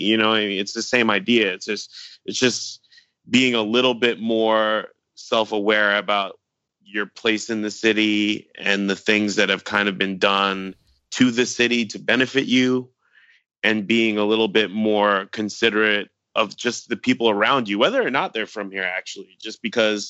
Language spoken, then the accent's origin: English; New York City, New York, United States; also born or lived in Philadelphia; I grew up in Brooklyn, and I went to school in Philadelphia